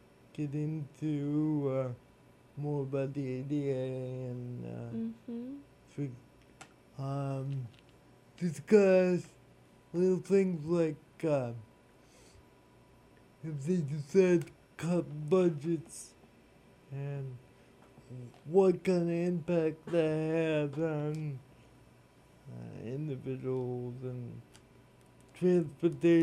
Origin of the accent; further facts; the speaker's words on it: Leominster, Massachusetts, United States; I was actually born in Leominster